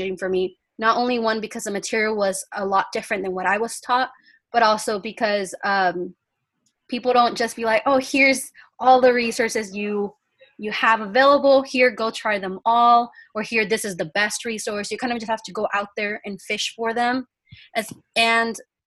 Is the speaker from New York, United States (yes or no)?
no; Yuma, Arizona, United States; first language Spanish; English is a second language; I am from Yuma, Arizona. I graduated from COFA High